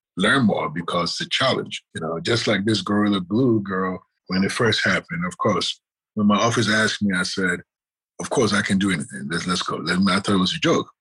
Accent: Ghana; moved away; growing up in Ghana

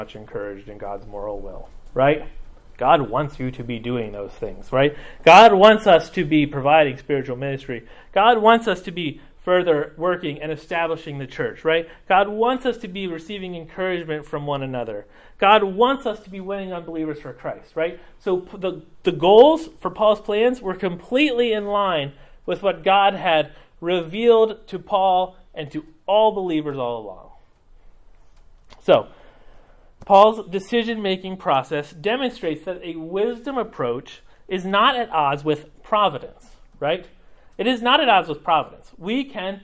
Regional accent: Mexico; moved away; I grew up in Mexico

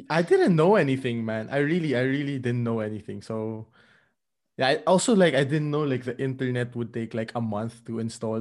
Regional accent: Philippines; moved away as an adult; I am originally from the Philippines, and I moved to Europe around, um, three and a half years ago

